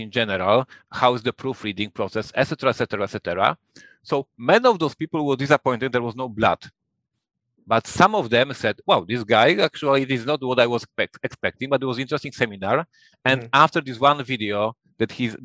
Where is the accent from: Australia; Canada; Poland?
Poland; English is a second language; I'm from Poland